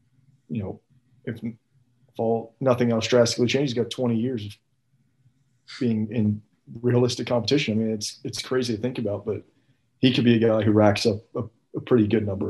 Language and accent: English; the South, United States; Growing up in the South